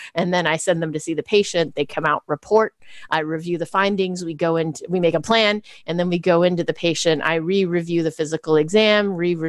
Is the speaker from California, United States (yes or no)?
yes; Bay Area, California, United States; also born or lived in Chicago / Taiwan; I've been in California since kindergarten. And so I'm one of the few Bay Area born or ish